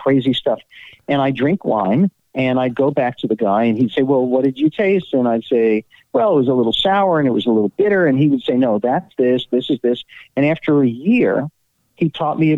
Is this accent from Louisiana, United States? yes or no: no; New York, United States; I grew up in a fairly religious house, but it was not confining at all, because I lived in a city housing project